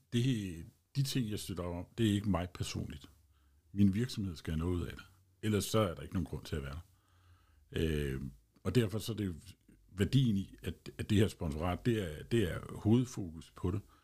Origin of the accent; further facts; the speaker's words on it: Holbæk, Zealand, Denmark; also born or lived in Kundby; Jeg er født og opvokset i Holbæk Kommune